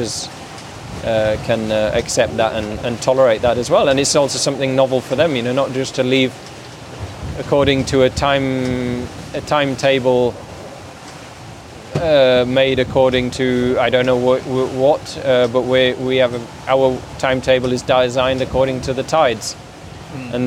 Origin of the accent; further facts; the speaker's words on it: Yorkshire and the Humber, United Kingdom; moved away as an adult; now in Switzerland; I grew up in Yorkshire, but for the last quite a few years, I've lived in Switzerland.